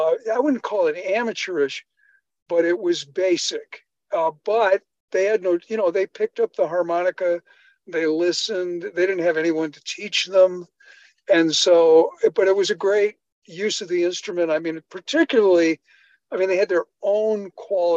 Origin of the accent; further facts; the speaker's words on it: Chicago, Illinois, United States; moved away; I grew up in Chicago